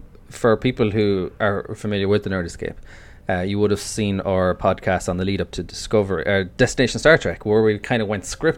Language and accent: English; Ireland; I'm the ….